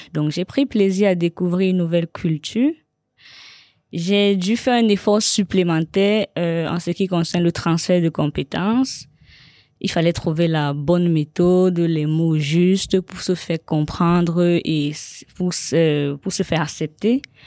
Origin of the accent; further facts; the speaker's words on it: Cameroon; now in Paris, France; mon pays d'origine